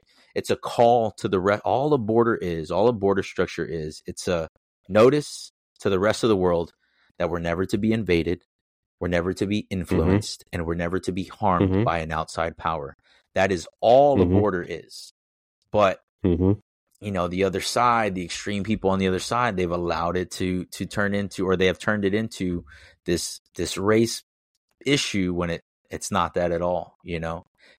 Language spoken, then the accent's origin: English; United States; you usually don't have to give the second one because I'm an American. That's it. That's the only way to look at me.